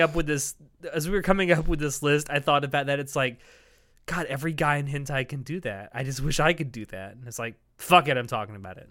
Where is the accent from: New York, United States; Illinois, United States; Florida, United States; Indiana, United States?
Florida, United States; the South; I come from the South where we dip fries in, in milkshakes.